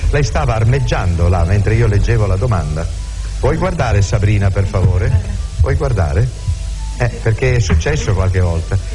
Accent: Rignano sull'Arno, Tuscany, Italy; Vengo da un piccolo paese in provincia di Firenze, Rignano sull'Arno.

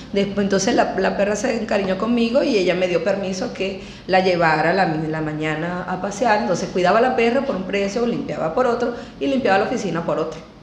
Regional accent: Maturín, Monagas, Venezuela; moved away as an adult; now in Argentina; yo soy inicialmente de Maturín

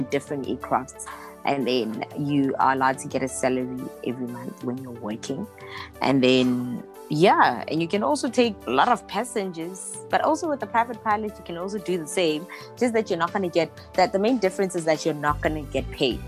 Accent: Polokwane, Limpopo, South Africa; I was born bred in Polokwane.

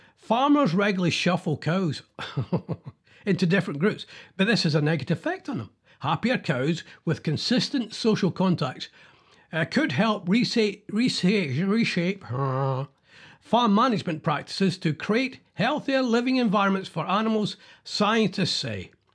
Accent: Scotland, United Kingdom; being Scottish

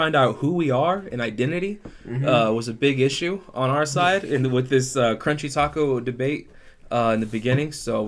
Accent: Texas, United States; I'm from Texas

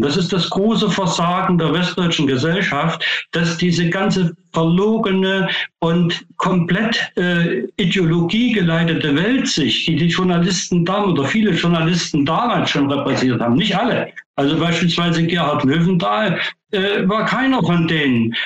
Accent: Thuringia, Germany; moved away; also born or lived in Dresden, Saxony; ich komme ja ursprünglich aus Thüringen

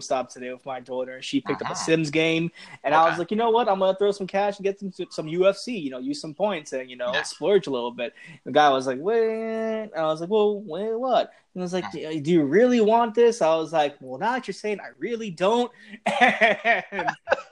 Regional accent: Puerto Rico; we're probably the only two Puerto Ricans in the fight game

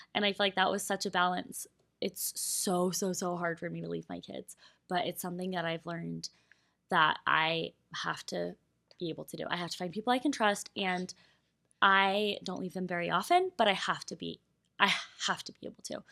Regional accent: Colorado, United States; moved away; Colorado. Like, that is my home state. Those are my roots

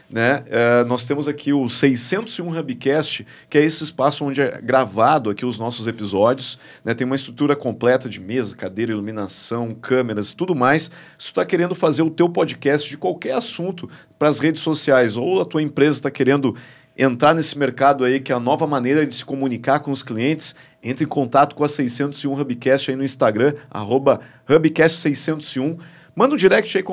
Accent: Rio Grande do Sul, Brazil; coloca a bairrista aqui que eu sou gaúcho, sou bagual, sou bairrista, quero tomar bairrista

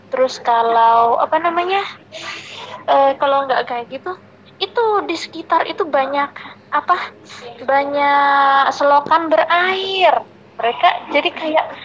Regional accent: Malang, East Java, Indonesia; also born or lived in Cepu; saya berasal dari Cepu Jawa Tengah yang berdomisili di Kota Malang sejak kecil.

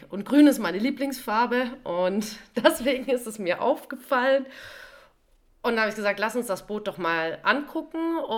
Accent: Rhineland, Germany; als Rheinländer können wir das natürlich nicht vergessen an welchem Tag das war.

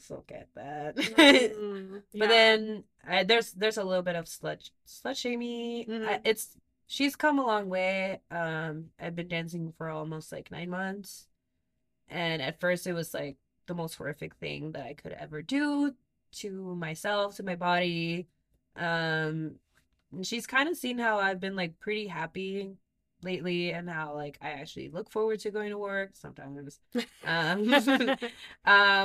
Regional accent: Mexico; moved away; We grew up in Mexico.

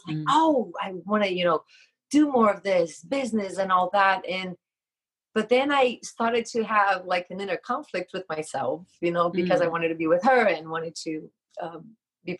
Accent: Brazil; moved away as an adult; I'm from Brazil. So I used to have a school in Brazil. And when we met, after a couple of years, I moved here.

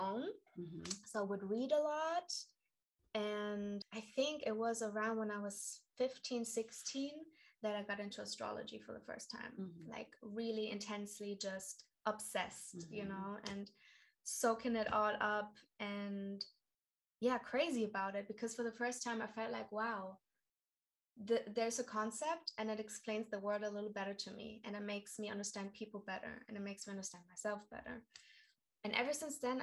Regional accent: Karlsruhe, Baden-Württemberg, Germany; moved away as an adult; I come from Karlsruhe, mm-hmm. which is in South Germany. I grew up with a lot of American bases around me

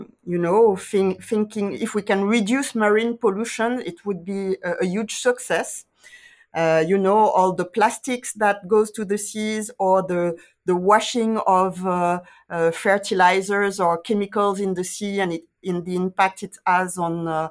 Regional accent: Guadeloupe; I'm from Guadeloupe

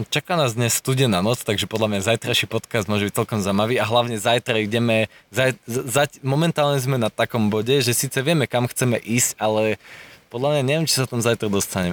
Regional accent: Slovakia

